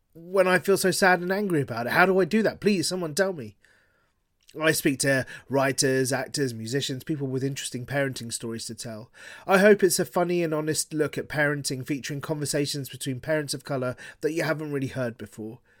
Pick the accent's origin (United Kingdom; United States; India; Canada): United Kingdom; Harrow, London; first language Gujarati; moved away as an adult; now in Bristol, United Kingdom; I grew up in Harrow